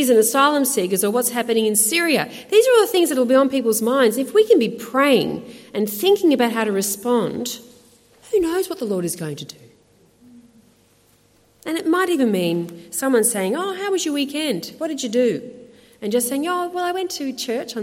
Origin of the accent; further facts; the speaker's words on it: Australia; accent: Aussie; I'm an Aussie. And I'm a proud Aussie. I love Australia. And I was proud that my accent says something about who I am.